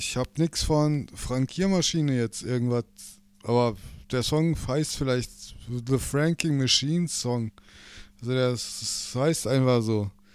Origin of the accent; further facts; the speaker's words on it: Berlin, Germany; da, wo ich herkomme, aus Berlin